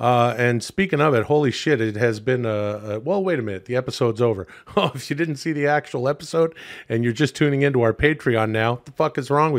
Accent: Vancouver, British Columbia, Canada; I grew up in Canada, and it doesn't get super cold on the west coast of Canada.

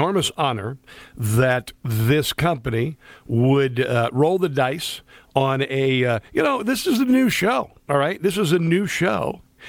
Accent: Midwest, United States; you know, I'm a Midwest boy. I'm not from New Hampshire.

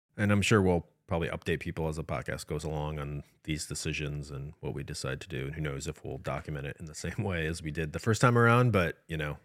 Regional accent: Midwest, United States; I'm from the Midwest.

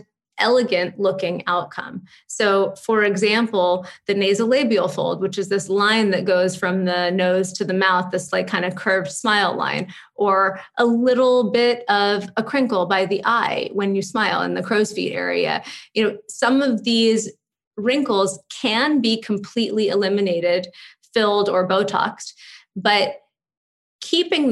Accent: Los Angeles, California, United States; now in New York, United States; I grew up in Malibu and Santa Monica

